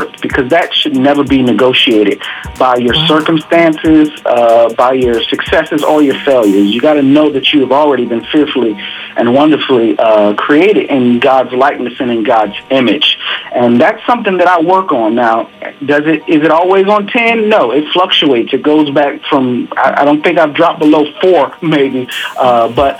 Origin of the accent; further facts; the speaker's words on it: Hampton Roads, Virginia, United States; my hometown, Hampton Roads